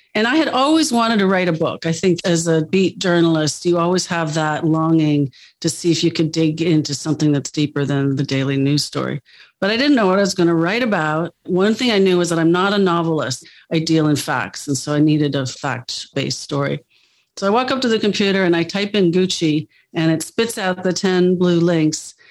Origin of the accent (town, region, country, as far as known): United States; moved away as an adult; also born or lived in Milan